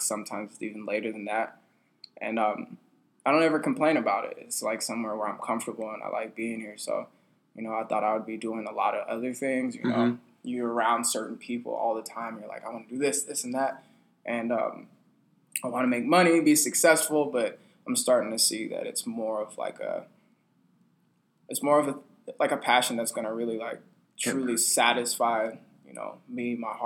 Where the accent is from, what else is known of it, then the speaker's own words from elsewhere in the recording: Arizona, United States; I grew up in Arizona